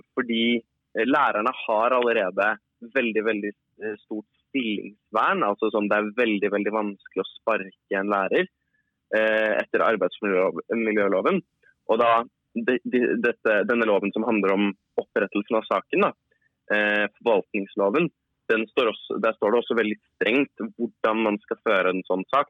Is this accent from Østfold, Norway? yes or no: no; Oslo, Norway; jeg kommer fra Oslo